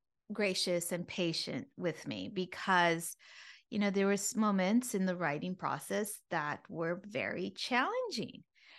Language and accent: English; United States; born there; first language Spanish; English is a second language; though I was born here in the States, but my first primary language was Spanish.